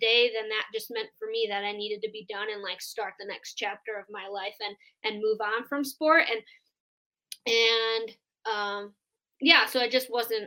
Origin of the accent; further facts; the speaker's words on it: Wisconsin, United States; moved away as an adult; now in Colorado Springs, United States; I'm from Wisconsin originally, but when I finished college at Marion University, right when I graduated, I moved out to Colorado as fast as I could